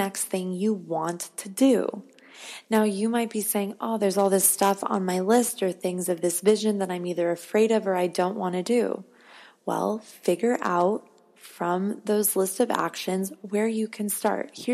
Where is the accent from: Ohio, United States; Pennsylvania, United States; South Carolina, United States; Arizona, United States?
Arizona, United States; now in Los Angeles, United States; I'm from Arizona.